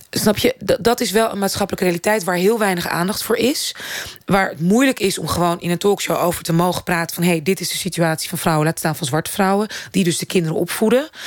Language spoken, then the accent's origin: Dutch; Netherlands; als Nederlandse vrouw... die al inderdaad in de media ook af en toe werkzaam is... en theater maakt